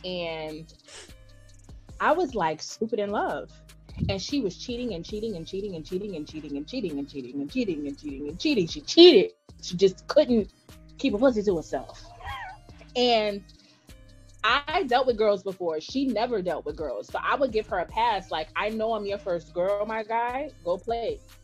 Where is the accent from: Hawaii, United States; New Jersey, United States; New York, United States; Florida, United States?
New York, United States; New York City; I'm from the Bronx, but I'm from Brooklyn.